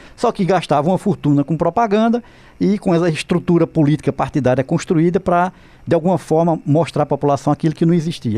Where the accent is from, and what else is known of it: Pernambuco, Brazil